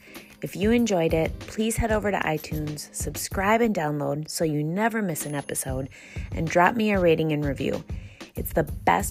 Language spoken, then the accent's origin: English; Minnesota, United States; accent: Minnesotan; this is my sheer Minnesotan accent coming out in full force